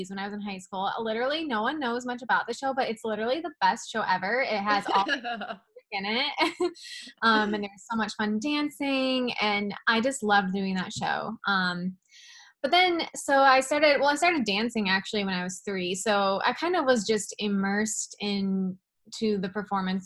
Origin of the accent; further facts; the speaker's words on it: Midwest, United States; now in Los Angeles, United States; I grew up in the Midwest